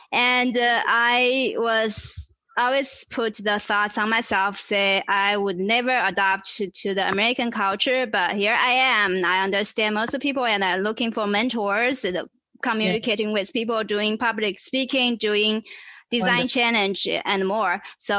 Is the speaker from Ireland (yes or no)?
no; China; English is a second language; moved away as an adult; I was born and raised in China.